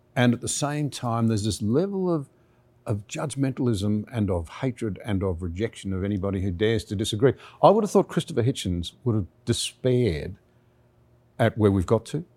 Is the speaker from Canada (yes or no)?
no; Australia; as an Australian